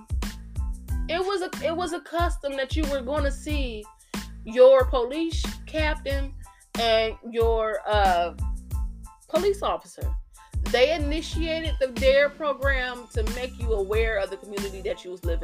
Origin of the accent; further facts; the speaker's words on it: United States; being an American